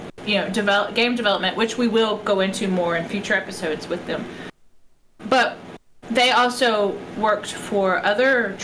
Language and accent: English; Texas, United States; accent: Texas; me and my Texas accent